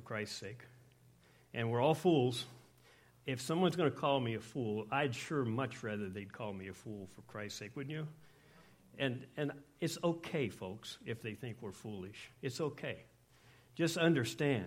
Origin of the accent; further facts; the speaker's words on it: Scotland, United Kingdom; I'm Scottish